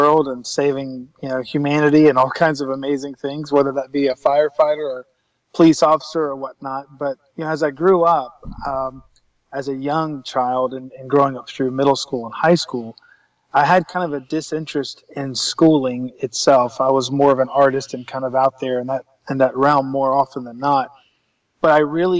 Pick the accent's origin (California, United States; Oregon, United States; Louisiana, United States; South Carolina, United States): South Carolina, United States; Columbia; I was born and raised in Columbia, South Carolina, in the southeast United States